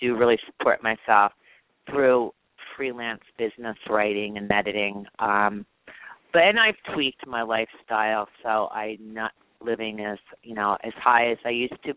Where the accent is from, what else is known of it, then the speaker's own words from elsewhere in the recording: Bryn Mawr, Pennsylvania, United States; moved away; also born or lived in Italy; I grew up in Bryn Mawr, Pennsylvania